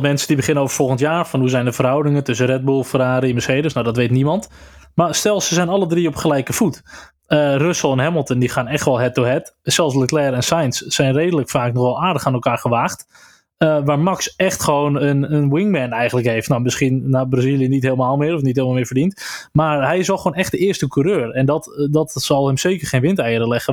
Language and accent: Dutch; Netherlands; als Nederlander